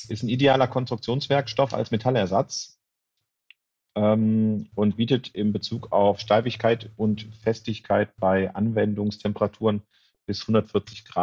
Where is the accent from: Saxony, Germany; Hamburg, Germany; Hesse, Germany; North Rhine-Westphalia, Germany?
North Rhine-Westphalia, Germany; Mönchengladbach; ich komme aus Mönchengladbach.